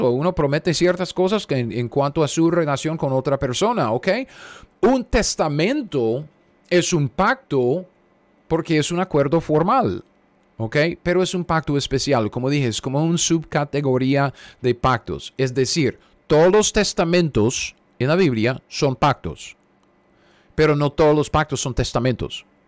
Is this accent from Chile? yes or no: no; United States; yo soy un gringo cualquiera